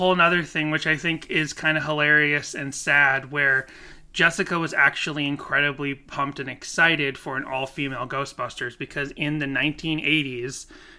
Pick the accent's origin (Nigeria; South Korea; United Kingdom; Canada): South Korea; I forgot that I'm from Korea, and when we're born, we're automatically one, and then we become two on our first birthday.